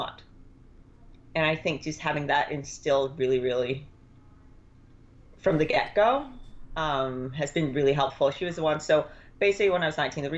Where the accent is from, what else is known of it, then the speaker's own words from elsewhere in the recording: Denmark; moved away; I grew up in Denmark